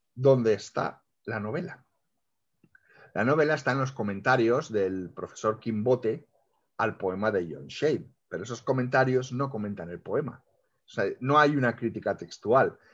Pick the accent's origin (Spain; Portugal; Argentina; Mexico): Spain; como lectores españoles